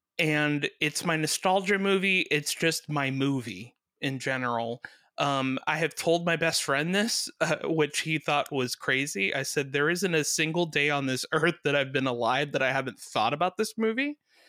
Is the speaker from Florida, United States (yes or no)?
yes; Miami, Florida, United States; I'm from Miami